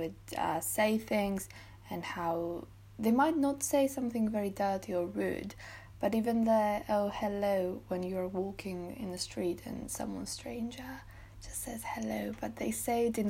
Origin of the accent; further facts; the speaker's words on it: Greece; now in Bath, United Kingdom; being born and raised in Greece